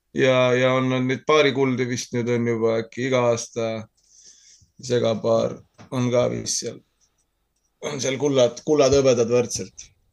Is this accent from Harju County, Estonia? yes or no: no; Tartu, Tartu County, Estonia; moved away as an adult; now in Saaremaa, Estonia; mina olen Tartust pärit